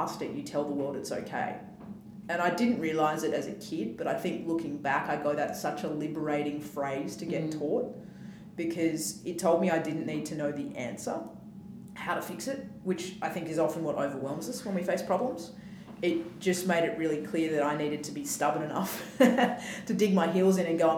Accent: Western Australia, Australia; growing up in Western Australia is it's a very flat society

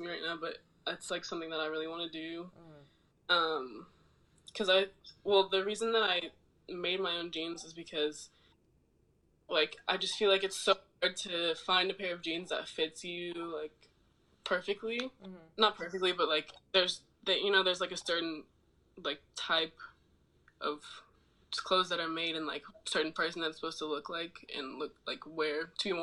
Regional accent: Oakland, California, United States; moved away as an adult; also born or lived in Arizona / New York; I'm from Oakland.

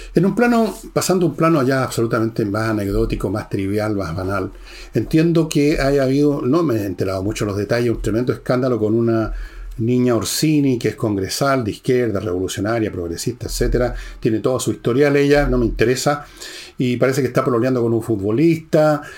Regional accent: Santiago Metropolitan Region, Chile; yo también soy de Ñuñoa

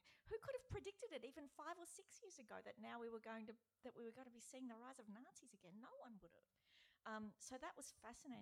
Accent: Brisbane, Queensland, Australia; moved away; I lived there then, I'm from Brisbane

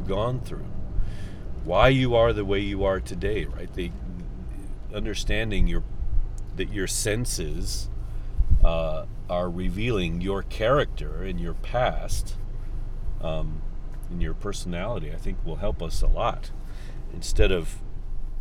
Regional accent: United States; I feel like I'm American

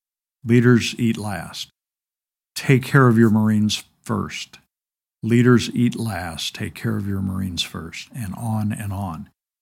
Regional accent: Indiana, United States; So I'm originally from Gibson County between Mackey and Fort Branch. Came back to southern Indiana after I left active duty.

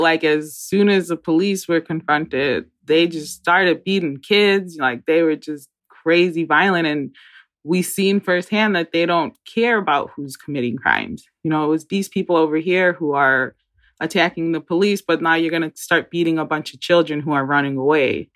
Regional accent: Great Lakes, United States; we're from Great Lakes

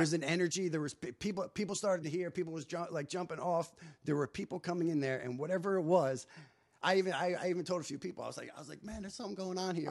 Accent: New Jersey, United States; moved away as an adult; also born or lived in Hollywood; I'm unfiltered kid from New Jersey at the time, twenty-two years old

